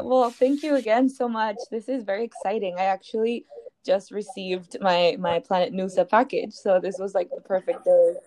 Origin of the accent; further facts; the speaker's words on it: Peru; I'm also not from the US, I'm from Peru.